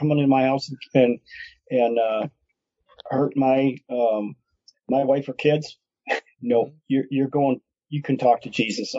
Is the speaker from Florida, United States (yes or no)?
no; Detroit, Michigan, United States; after growing up there, after having a ministry for almost a decade there, lived there for 15 years